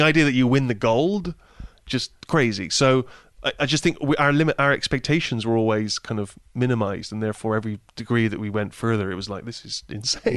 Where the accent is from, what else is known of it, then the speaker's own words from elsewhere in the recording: Bristol, South West England, United Kingdom; moved away; when I was growing up in Bristol